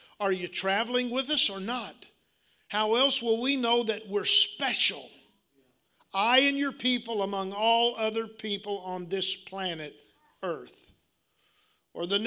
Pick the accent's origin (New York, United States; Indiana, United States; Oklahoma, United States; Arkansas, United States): Arkansas, United States